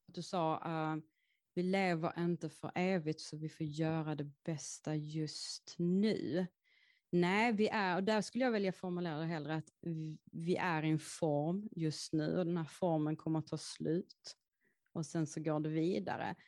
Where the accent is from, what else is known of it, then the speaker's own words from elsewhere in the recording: Häckeberga, Skåne, Sweden; Jag är uppväxt i en skog som heter Häckeberga och ligger i Skåne